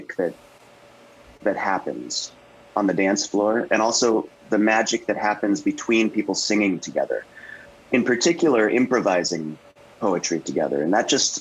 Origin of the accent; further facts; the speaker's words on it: Tarpon Springs, Florida, United States; moved away; also born or lived in Brookline, Massachusetts; I spent a lot of my childhood in Tarpon Springs, Florida